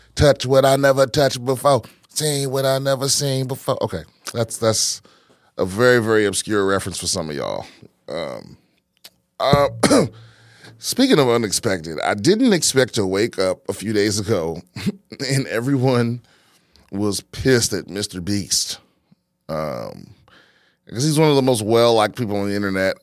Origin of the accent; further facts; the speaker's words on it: East Coast, United States; now in Texas, United States; my whole life growing up on the East Coast